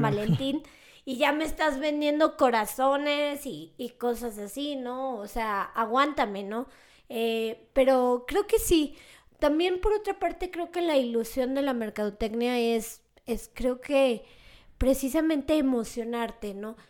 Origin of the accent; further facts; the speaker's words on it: León, Guanajuato, Mexico; León, Guanajuato, que es de donde soy originaria